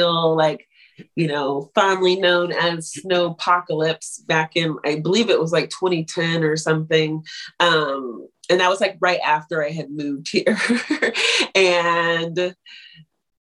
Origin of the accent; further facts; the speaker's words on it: Long Beach, California, United States; moved away as an adult; now in New York, United States; I come from Long Beach, California, for the most part, but kind of all over Southern California